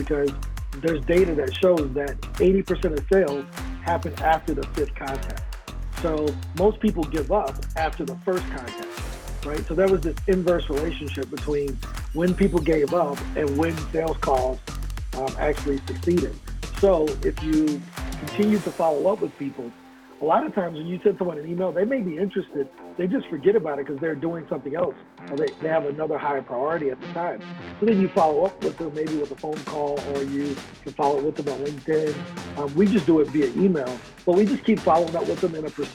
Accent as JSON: {"language": "English", "town": "East St. Louis", "region": "Illinois", "country": "United States", "said": "I'm originally from St. Louis, Missouri, or East St. Louis, Illinois, across the bridge"}